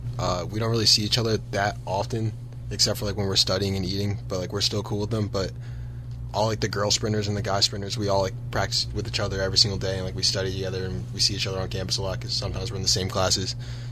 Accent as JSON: {"language": "English", "town": "Haddonfield", "region": "New Jersey", "country": "United States", "said": "I'm from Haddonfield, New Jersey."}